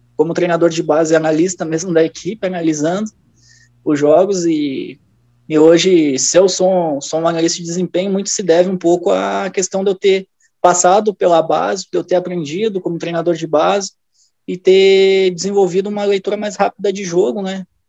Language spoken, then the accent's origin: Portuguese; Rio Grande do Sul, Brazil; moved away as an adult; also born or lived in near Novo Hamburgo; now in Minas Gerais, Brazil; Sou natural do Rio Grande do Sul, faz três anos que eu estou por Minas Gerais trabalhando.